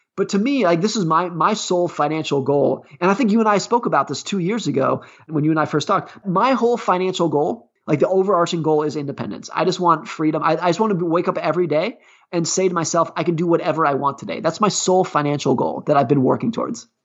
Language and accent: English; California, United States; I grew up ski racing in Lake Tahoe, California.